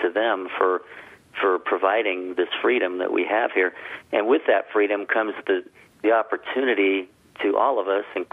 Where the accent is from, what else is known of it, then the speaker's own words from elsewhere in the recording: Southern California, United States; I grew up in Southern California